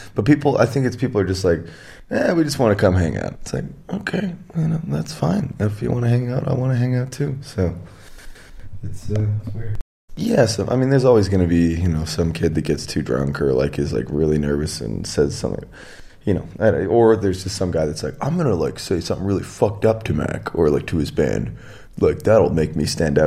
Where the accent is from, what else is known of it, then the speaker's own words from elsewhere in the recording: Edmonton, Alberta, Canada; moved away; I came from Edmonton, in Canada